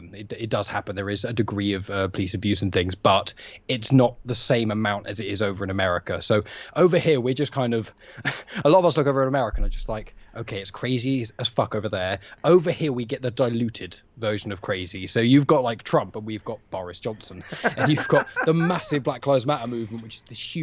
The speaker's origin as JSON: {"language": "English", "region": "England", "country": "United Kingdom", "said": "So we're all English"}